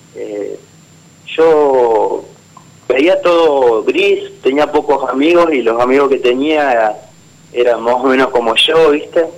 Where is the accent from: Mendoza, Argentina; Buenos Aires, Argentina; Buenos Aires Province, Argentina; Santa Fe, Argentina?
Santa Fe, Argentina; San Cristóbal; Yo soy de Santa Fe, en realidad de, una pequeña ciudad que se llama San Cristóbal